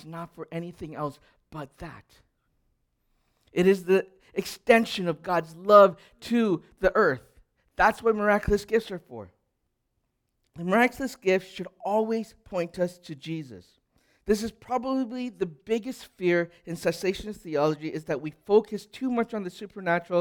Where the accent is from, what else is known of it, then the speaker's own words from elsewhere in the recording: Edmonton, Alberta, Canada; I grew up in Edmonton in the 1980s